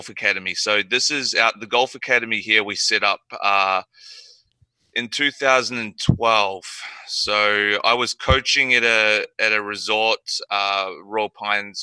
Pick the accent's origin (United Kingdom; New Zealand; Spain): New Zealand; Nelson; moved away as an adult; now in Gold Coast, Australia; I was from Nelson, which is the top of the South Island